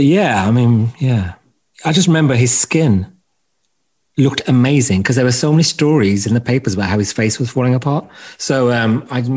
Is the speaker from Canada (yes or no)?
no; Wolverhampton, West Midlands, United Kingdom; now in London, United Kingdom